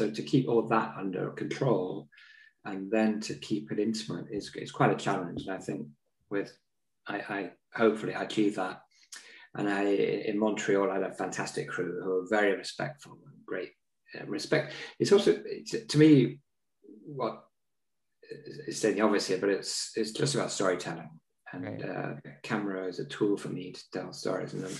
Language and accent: English; London, United Kingdom; I was brought up in North London